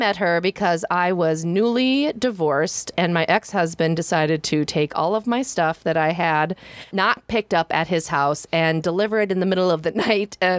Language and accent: English; Northwest Iowa, United States; I grew up on a pig farm in Northwest Iowa.